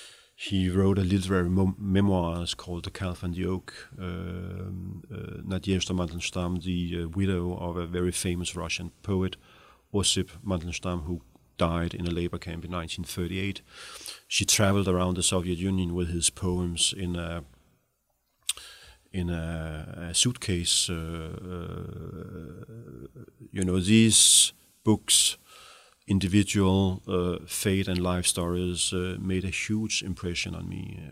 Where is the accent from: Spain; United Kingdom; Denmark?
Denmark; You know, I grew up in the Danish welfare state in the 70s, 60s, 70s, I never questioned, freedom of speech.